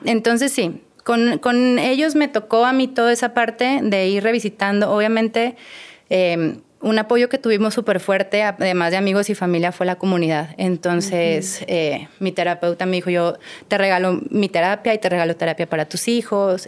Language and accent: Spanish; Torreón, Coahuila, Mexico; moved away as an adult; also born or lived in Mexico City; now in Mazatlán, Mexico; yo no soy de Mazatlán, yo soy de Torreón. No tengo siete años viviendo en Mazatlán